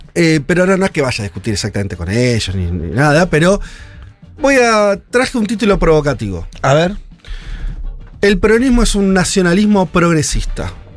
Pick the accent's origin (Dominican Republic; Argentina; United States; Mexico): Argentina